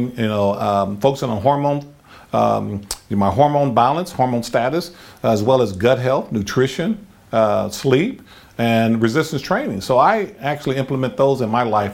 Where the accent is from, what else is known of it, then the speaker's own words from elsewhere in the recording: Compton, California, United States; I was raised, where I grew up. Uh-huh. You know, I am from Compton